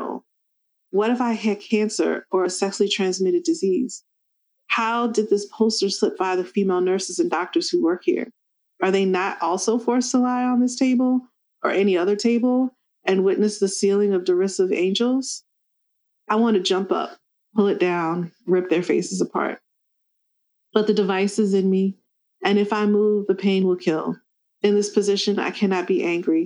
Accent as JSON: {"language": "English", "region": "the South", "country": "United States", "tie": "born or raised there", "said": "growing up in the South and growing up in a small town"}